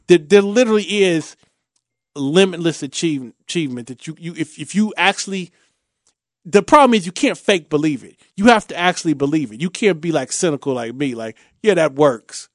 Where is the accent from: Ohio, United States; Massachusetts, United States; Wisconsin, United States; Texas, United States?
Ohio, United States; Cincinnati; I'm from Bond Hill, um, um, Shane Kerr, he grew up, um, just a few blocks from me.